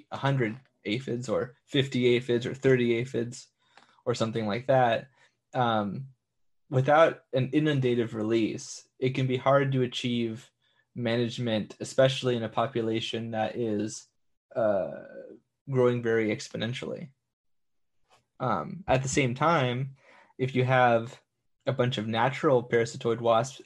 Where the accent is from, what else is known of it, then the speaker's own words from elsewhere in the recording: San Diego, California, United States; I'm from San Diego